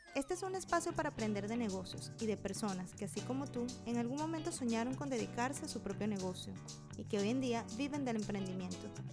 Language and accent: Spanish; Venezuela; un compatriota de mi tierra